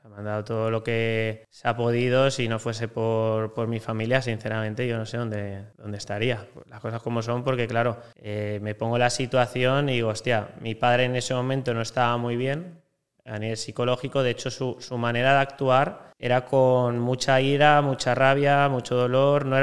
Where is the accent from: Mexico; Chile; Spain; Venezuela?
Spain; Valencia, Valencian Community; also born or lived in Lleida; tengo 29 años, eh, nací en Lleida, pero toda mi vida he vivido en Valencia. Y la verdad que viví en Valencia desde que tengo un año